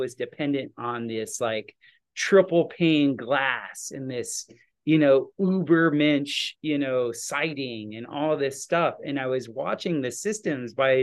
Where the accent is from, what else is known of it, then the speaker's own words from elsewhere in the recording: South Florida, United States; we grew up in South Florida